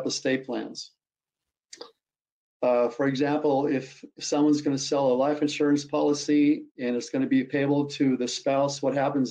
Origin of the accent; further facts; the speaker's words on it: North Dakota, United States; I grew up in a very conservative family, Christian family in Red River Valley of the North.